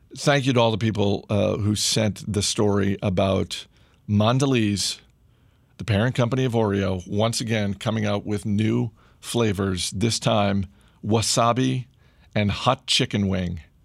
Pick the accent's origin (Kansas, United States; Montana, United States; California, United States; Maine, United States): Maine, United States; someone who grew up in Maine